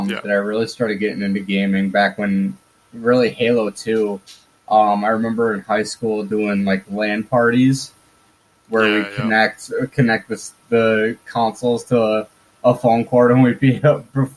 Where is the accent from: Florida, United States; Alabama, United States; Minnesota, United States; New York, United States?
Minnesota, United States; I'm from the States, from Minnesota, USA.